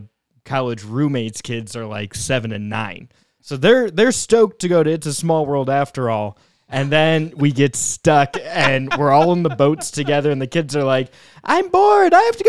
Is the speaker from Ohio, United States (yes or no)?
yes; Cleveland, Ohio, United States; I'm from Cleveland.